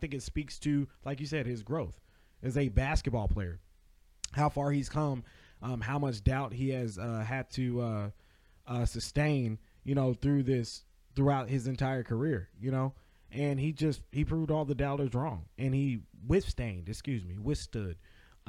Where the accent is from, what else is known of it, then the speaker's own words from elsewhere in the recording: Dallas, Texas, United States; growing up in Dallas